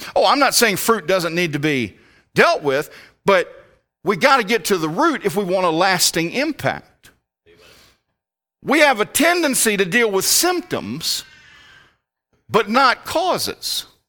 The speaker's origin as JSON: {"language": "English", "town": "Richmond", "region": "Virginia", "country": "United States", "also_born_or_lived": "Alabama", "moved": "as an adult", "lives_now": "Appalachia, United States", "said": "I'm from the Richmond area."}